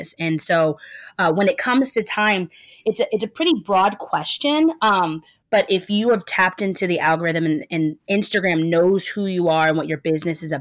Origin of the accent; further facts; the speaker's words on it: Portland, Oregon, United States; moved away as an adult; now in Brooklyn, United States; Born and raised in Portland, Oregon, but I've lived in Brooklyn, New York for the last 12 years